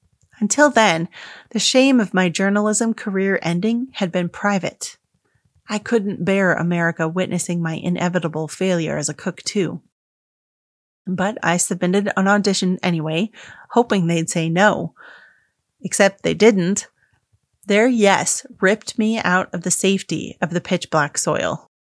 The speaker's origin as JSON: {"language": "English", "region": "Dubai", "country": "United Arab Emirates", "tie": "born or raised there", "said": "I'm a dyed-in-the-wool third culture kid. I'm Indian, grew up in Dubai, but attended a British-run school."}